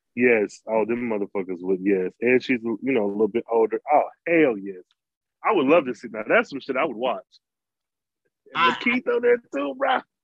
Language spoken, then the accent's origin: English; United States; being American